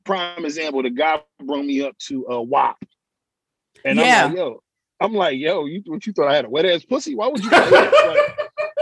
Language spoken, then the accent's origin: English; Newark, New Jersey, United States; moved away as an adult; also born or lived in Burlington County, New Jersey; now in Burlington, United States; I'm born and raised in Newark, New Jersey. Now I'm in South Jersey, Burlington.